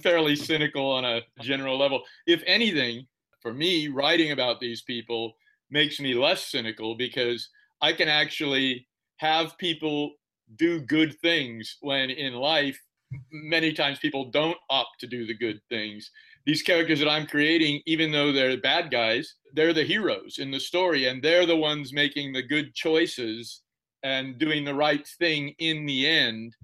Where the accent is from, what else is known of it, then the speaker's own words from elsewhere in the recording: Central Valley, California, United States; I grew up in the Central Valley and a lot of rough guys who worked in the oil fields